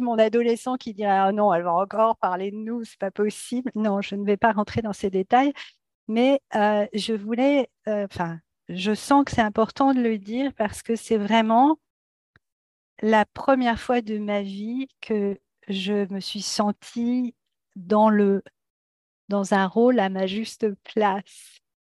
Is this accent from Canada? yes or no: no; France; moved away as an adult; now in United States; Je suis française, je vis aux États-Unis depuis quelques années avec ma famille